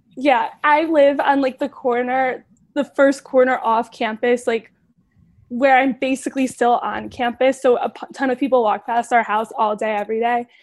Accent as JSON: {"language": "English", "town": "Cleveland", "region": "Ohio", "country": "United States", "said": "I'm from Cleveland"}